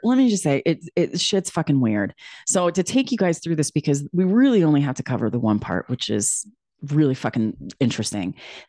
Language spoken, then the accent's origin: English; New York City, New York, United States; I came from New York City where I'm like, listen, our people in New York City might be jacked up, but like, you know what you're dealing with.